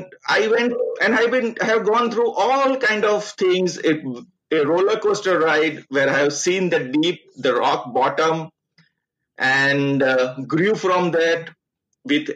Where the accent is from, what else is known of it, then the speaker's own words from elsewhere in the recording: Ahmedabad, Gujarat, India; moved away; also born or lived in Surat; my young age, where I did my schooling, my engineering college, all happened in Ahmedabad, and that is considered my hometown